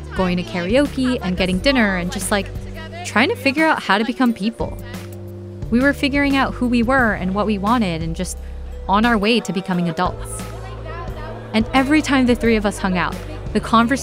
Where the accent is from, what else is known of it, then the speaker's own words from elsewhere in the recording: Los Angeles, California, United States; when we were just kids growing up in Koreatown